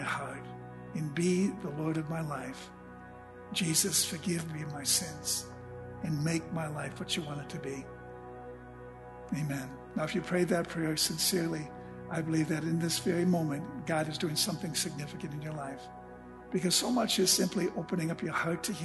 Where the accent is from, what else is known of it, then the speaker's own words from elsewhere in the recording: Junction City, United States; my hometown where I grew up, Junction City